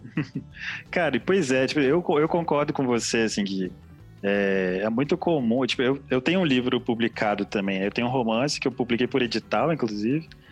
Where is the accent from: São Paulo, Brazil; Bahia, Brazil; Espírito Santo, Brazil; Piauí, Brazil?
Espírito Santo, Brazil; nós somos do Espírito Santo